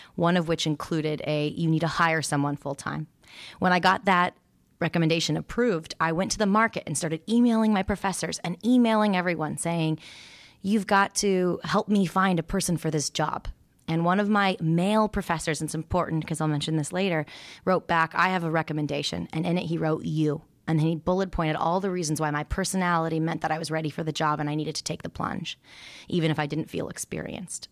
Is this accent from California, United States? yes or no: yes; Santa Monica, California, United States; also born or lived in Oregon; I was raised in Santa Monica, California